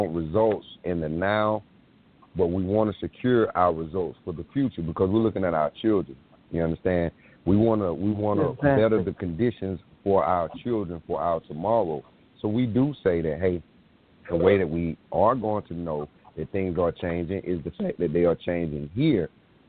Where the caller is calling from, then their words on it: South Carolina, United States; I'm calling from South Carolina.